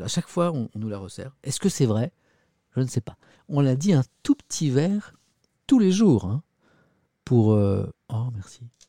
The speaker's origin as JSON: {"language": "French", "region": "Brittany", "country": "France", "moved": "yes", "lives_now": "Paris, France", "said": "Je suis breton"}